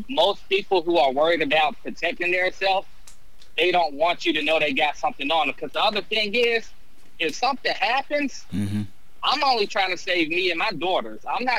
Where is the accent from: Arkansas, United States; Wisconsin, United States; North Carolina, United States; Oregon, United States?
North Carolina, United States; North Carolina.